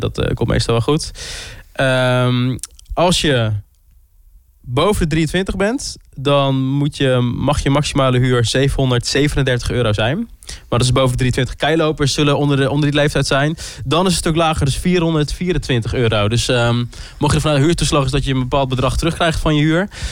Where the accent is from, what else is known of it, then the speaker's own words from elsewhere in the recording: Groningen, Netherlands; ik kom zelf ook uit Groningen, dus het ouderlijk huis was altijd wel dichtbij